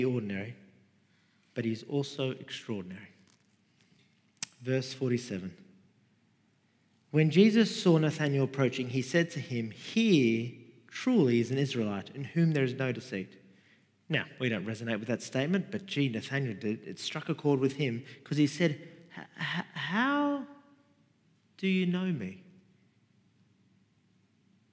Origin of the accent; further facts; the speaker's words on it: Sydney, New South Wales, Australia; I grew up in Rudy Hill, Mount Druitt, Western Sydney